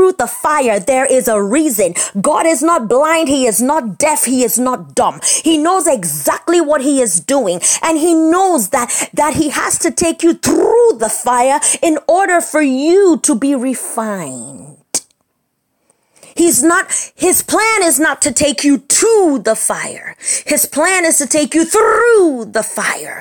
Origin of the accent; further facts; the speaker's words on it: United States; moved away as an adult; also born or lived in Nigeria; I am Urobo. I was raised in America my whole life, born and raised